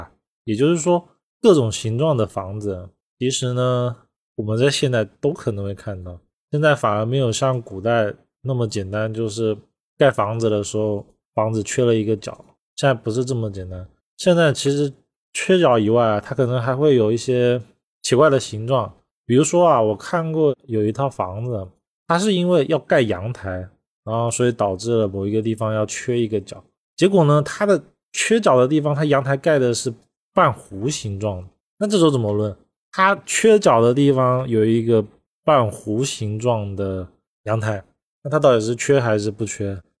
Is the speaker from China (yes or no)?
yes; China; 因为我们中国人认为房子一定要讲究的是圆满，不可以缺漏。